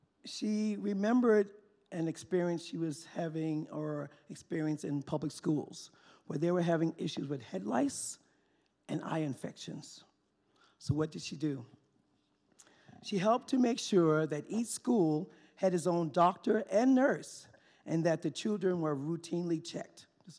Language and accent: English; New York City, New York, United States; moved away as an adult; also born or lived in Idaho / New Mexico; since I was born and raised in Harlem, New York City.